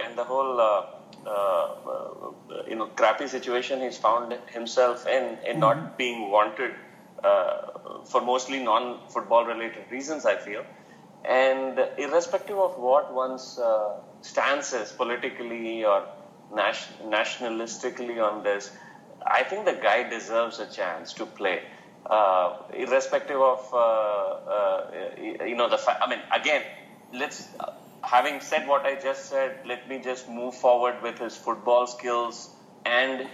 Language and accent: English; India; we grew up in India